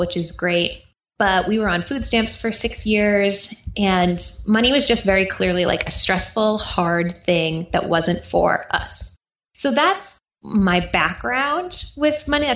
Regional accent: East Coast, United States; now in Austin, United States; I grew up on the East Coast. I now live in Austin, Texas

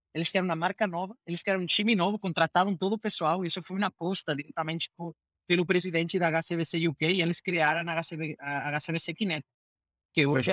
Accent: Spain; Portuguese is a second language; moved away as an adult; now in Brazil; Sou, sou um gringo espanhol, fazendo minha minha terceira carreira em fintech é, agora no Brasil

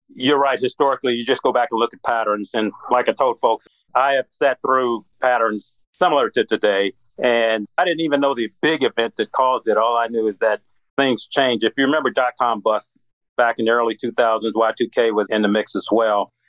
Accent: Midwest, United States; moved away as an adult; now in Atlanta, United States; I'm from the Midwest

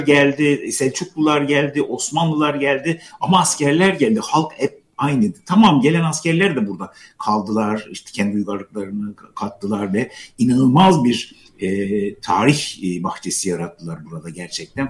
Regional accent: Gaziantep, Turkey; now in Istanbul, Turkey; Gaziantep'te doğdum ben ama e, Gaziantep'te şehirde yaşıyoruz biz. Şehirli bir aileyiz fakat e, dedemin böyle büyük bir bahçesi vardı.

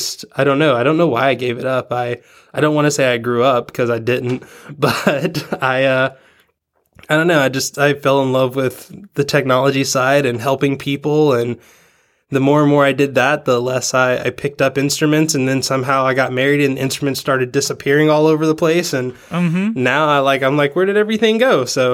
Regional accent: Georgia, United States; also born or lived in Tennessee; I grew up in the in the South, in Georgia, actually Tennessee/Georgia.

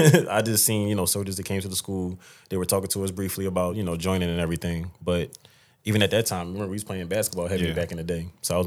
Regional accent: Philadelphia, Pennsylvania, United States; I grew up in Philadelphia. I started in Southwest and ended up in West Philly.

